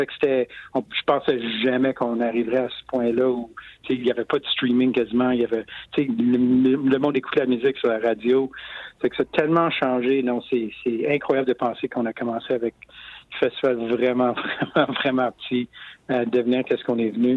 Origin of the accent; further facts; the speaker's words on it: Montreal, Quebec, Canada; je viens de Montréal